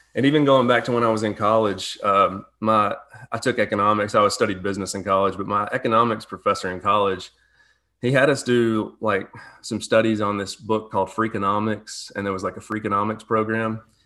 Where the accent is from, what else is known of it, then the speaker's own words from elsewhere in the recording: Birmingham, Alabama, United States; moved away as an adult; also born or lived in Georgia; now in Jackson, United States; I'm originally from Birmingham, Alabama